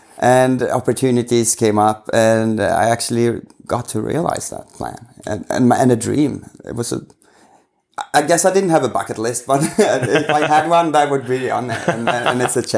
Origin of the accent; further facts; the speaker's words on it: Sweden; I'm from Sweden, of course.